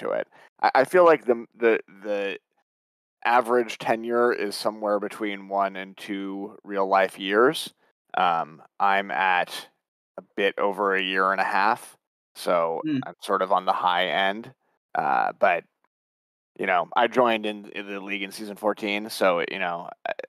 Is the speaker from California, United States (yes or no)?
yes; East Bay, San Francisco Bay Area, California, United States; I grew up in the East Bay